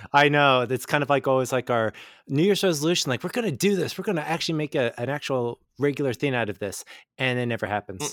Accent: San Diego, California, United States; I'm from San Diego, so we rarely get any rain at all

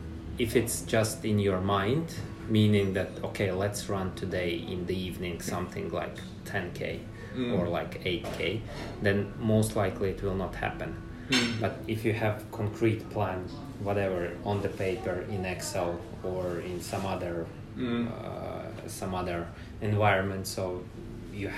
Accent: Riga, Latvia; moved away as an adult; now in Helsinki, Finland; originally I'm from Latvia, Riga.

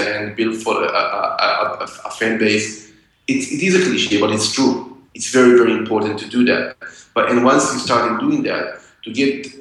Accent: Israel; I grew up in Israel, so after school, you go to the army

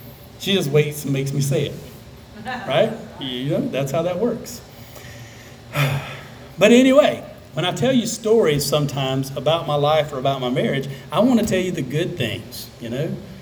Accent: South Alabama, United States; I grew up in South Alabama.

